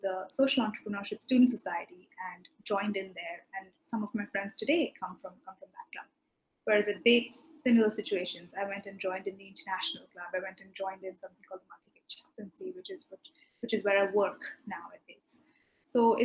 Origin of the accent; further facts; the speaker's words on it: India; moved away as an adult; also born or lived in London / Maine; I'm from India